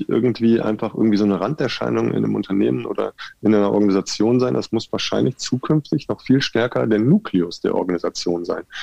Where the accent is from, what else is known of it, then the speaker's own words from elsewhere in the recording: North Rhine-Westphalia, Germany; now in Nuremberg, Germany; Und ich komme ja aus äh, aus dem Ruhrgebiet und bin nach Nürnberg gekommen.